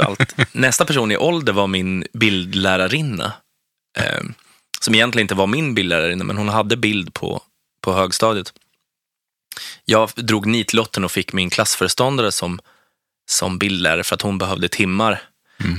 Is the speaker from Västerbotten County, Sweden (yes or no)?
no; Strängnäs, Södermanland, Sweden; born or raised there